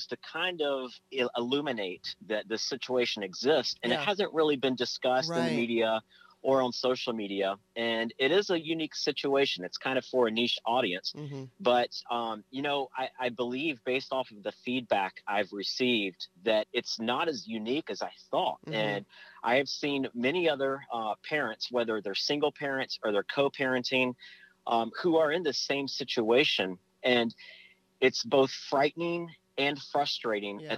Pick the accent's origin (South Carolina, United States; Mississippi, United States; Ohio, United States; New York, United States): South Carolina, United States; also born or lived in Virginia; now in Florida, United States; I was born in Virginia, raised in South Carolina